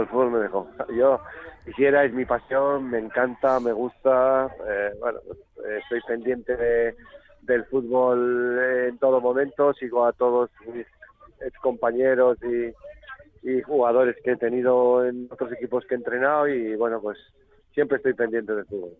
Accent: Catalonia, Spain; now in Logroño, Spain; yo soy catalán, poca gente lo sabe. Yo me he educado futbolísticamente en Cataluña

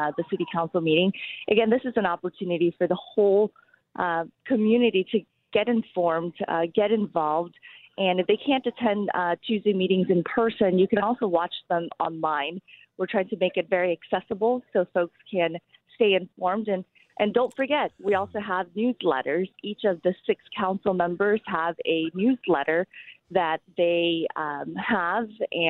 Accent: Wichita, Kansas, United States; English is a second language; I came to the United States when I was 8 years old, so I grew up here in Wichita and went through Wichita Public Schools

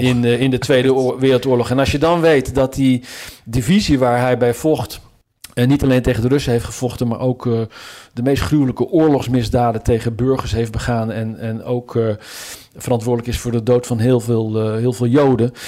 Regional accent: Zutphen, Gelderland, Netherlands; now in Washington, United States; mijn geboortestad Zutphen

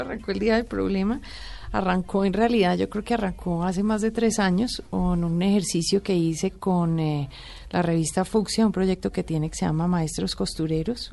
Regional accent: Colombia; como colombiana

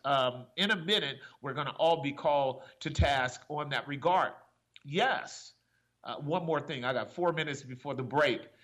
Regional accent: Oakland, California, United States; I grew up in Oakland and I know Oakland well on so many levels

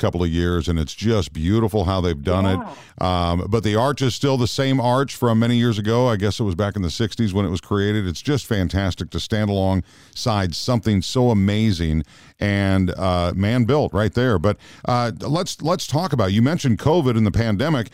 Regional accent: Minnesota, United States; I grew up in Minnesota

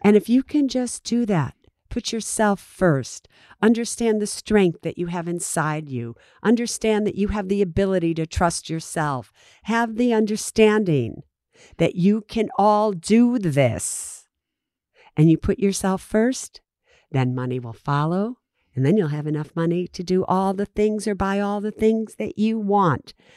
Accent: San Francisco, California, United States; I'm from San Francisco

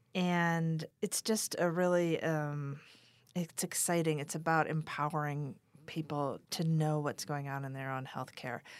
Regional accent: Wahpeton, North Dakota, United States; also born or lived in Dripping Springs, Texas; now in Taos, United States; I grew up in Wapaden, North Dakota

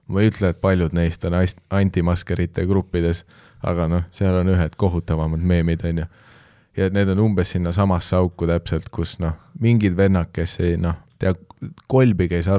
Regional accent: Canada; sest ma olen kasvanud Kanadas, ma lihtsalt tean, et blackface

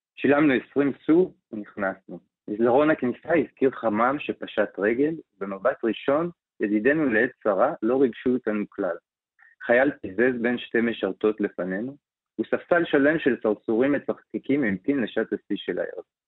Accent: Israel; אנחנו חיים וגדלנו בתור ישראלים

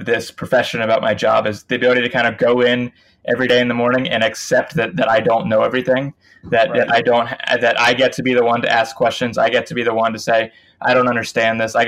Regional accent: Winston-Salem, North Carolina, United States; moved away as an adult; I grew up in Winston-Salem, North Carolina

